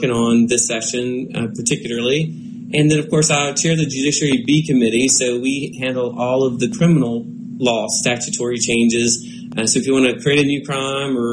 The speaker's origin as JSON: {"language": "English", "region": "Mississippi", "country": "United States", "tie": "born or raised there", "said": "here in my home state"}